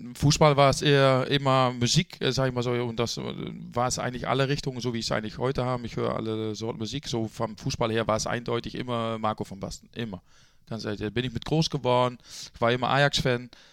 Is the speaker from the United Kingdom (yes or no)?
no; Netherlands; also born or lived in Bremen, Germany; now in Germany; gebürtiger Holländer